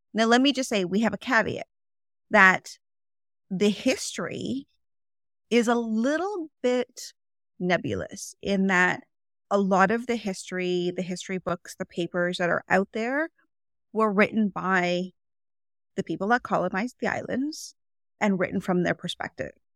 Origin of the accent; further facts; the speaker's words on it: Toronto, Ontario, Canada; I live in Toronto, Ontario, Canada. I was born and raised here in Canada, and I've lived most of my life in Toronto